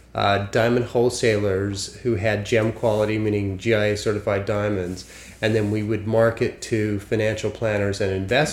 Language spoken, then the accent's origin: English; Salt Lake City, Utah, United States; moved away as an adult; also born or lived in Los Angeles, United States; now in New York, United States; So I'm originally from Salt Lake City, Utah. I was born and raised a good Mormon boy, I'm proud to say. And then I moved